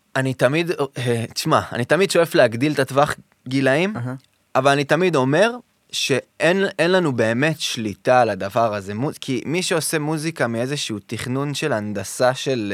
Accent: Modiin, Central District, Israel; also born or lived in Tel Aviv; אני מאוהב בעיר הזאת מסיבה שגדלתי בה

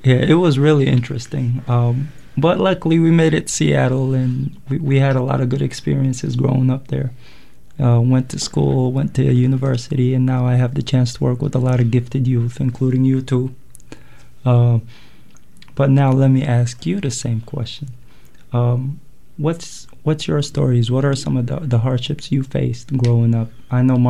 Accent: Yemen; born or raised there; moved away as an adult; now in United States

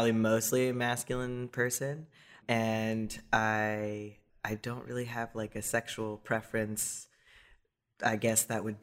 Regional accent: Miami, Florida, United States; now in Los Angeles, United States; I grew up mostly in Miami

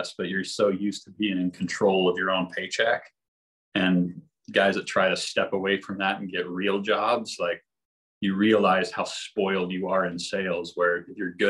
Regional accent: Sandy, Utah, United States; I grew up in Sandy

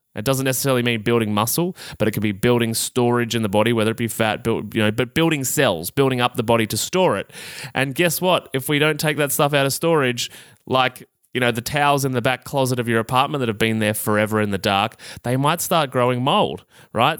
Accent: Australia; accent: Australian; my Australian accent

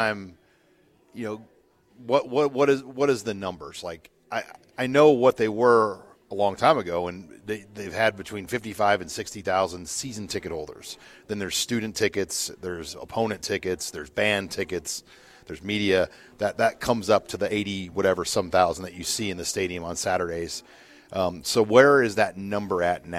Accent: Nebraska, United States; growing up in Nebraska

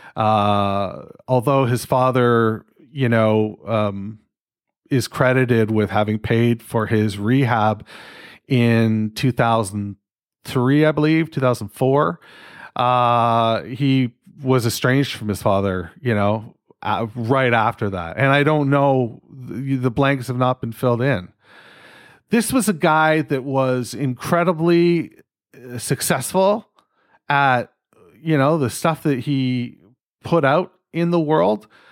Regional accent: Canada; I'm fucking Canadian

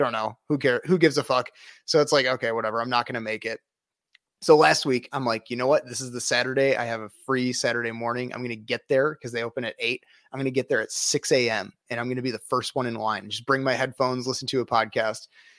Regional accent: Rockford, Illinois, United States; My parents are from Des Plaines. I'm from the Rockford area.

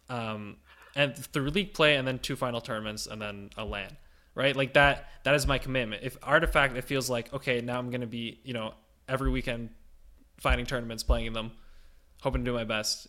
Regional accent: Ottawa, Ontario, Canada; moved away as an adult; now in Niagara Falls, Canada; my home region, Ottawa

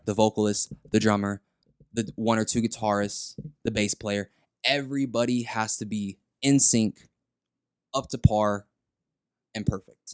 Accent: San Antonio, Texas, United States; in sixth grade here in San Antonio, Tejeda Middle School, that's where I'm from

